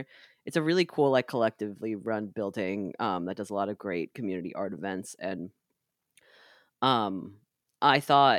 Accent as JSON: {"language": "English", "region": "New York", "country": "United States", "said": "So, as a New Yorker, I can't do it."}